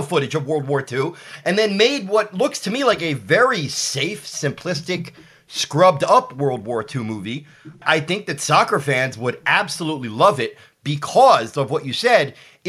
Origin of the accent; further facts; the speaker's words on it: Philadelphia, Pennsylvania, United States; also born or lived in Austin, Texas; I'm born and raised in Philadelphia. I've lived in Austin a few times throughout my life, but Philadelphia is my first and only home. I grew up obsessed with movies that were shot in and around Philadelphia.